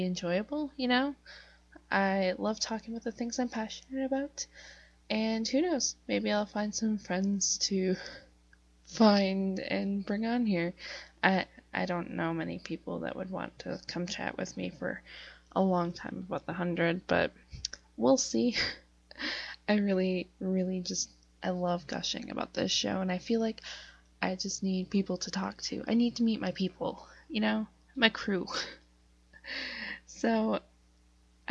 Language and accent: English; Northeast Wisconsin, United States; I'm a writer from Northeast Wisconsin